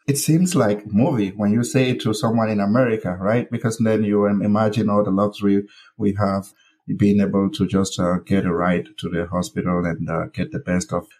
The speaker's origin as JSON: {"language": "English", "town": "Misaje", "region": "North-West Region", "country": "Cameroon", "tie": "born or raised there", "said": "I was born and raised in uh, Cameroon, specifically in a village called Misaje."}